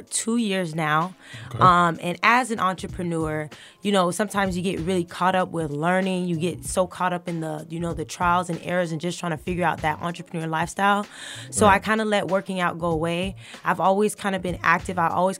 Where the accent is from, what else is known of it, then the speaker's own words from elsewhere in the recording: Fort Lauderdale, Florida, United States; I am from South Florida, Fort Lauderdale